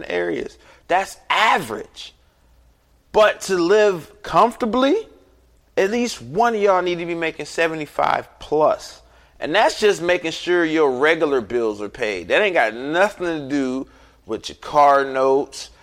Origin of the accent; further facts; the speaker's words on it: Cleveland, Ohio, United States; I'm from Cleveland, Ohio